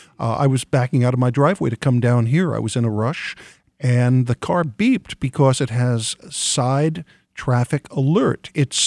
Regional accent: New York, United States; I'm from New York and originally

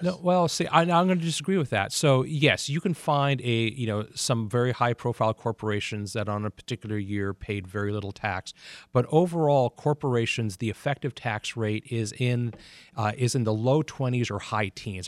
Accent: United States; now in Detroit, United States; Washington is my hometown

